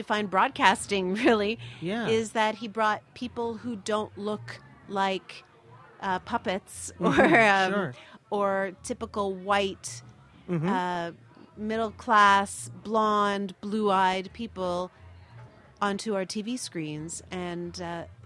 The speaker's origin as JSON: {"language": "English", "town": "Montreal", "region": "Quebec", "country": "Canada", "tie": "born or raised there", "said": "I grew up in Montreal"}